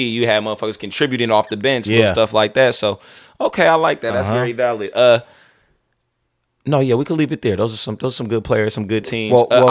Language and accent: English; California, United States; It's so funny growing up in the Bay.